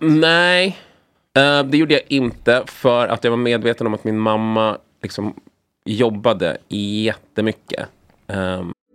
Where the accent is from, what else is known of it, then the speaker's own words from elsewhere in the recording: Sweden; sen kom min mamma hit och min brorsa. Och sen föddes jag